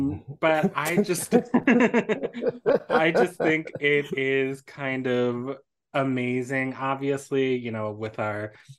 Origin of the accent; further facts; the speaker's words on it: Washington, District of Columbia, United States; my hometown is Washington, D.C.